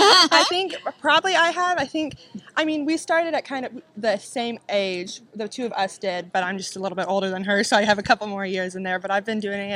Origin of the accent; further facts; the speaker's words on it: Mounders, Kansas, United States; I'm your Kansas High School Rodeo Queen. I'm from Mounders, Kansas